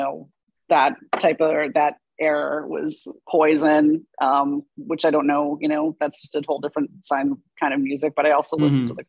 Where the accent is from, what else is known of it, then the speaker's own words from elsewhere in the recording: Boston, Massachusetts, United States; I grew up in Boston